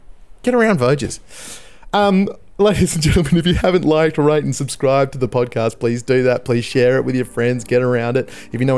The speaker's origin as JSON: {"language": "English", "country": "Australia", "said": "us as Australian supporters following this test, following how far England pushed us"}